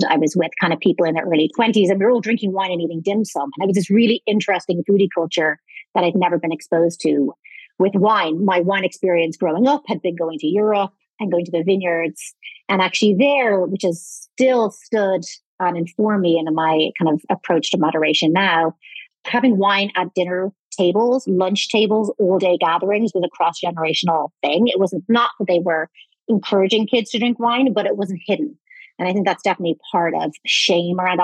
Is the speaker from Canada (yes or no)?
no; Ireland; moved away; I am Irish originally